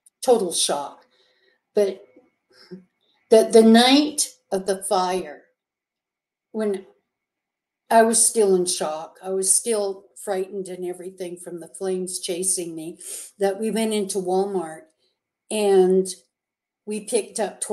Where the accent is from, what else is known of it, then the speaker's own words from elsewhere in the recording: Canada; now in United States; I'm a Canadian, and I wasn't allowed to go home to see my mother, who was sick up in Canada